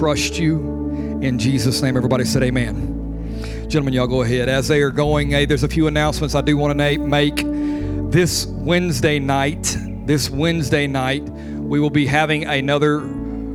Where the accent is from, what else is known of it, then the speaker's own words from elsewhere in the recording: Louisiana, United States; now in Molino, Florida, United States; I am Cajun. I'm from Louisiana.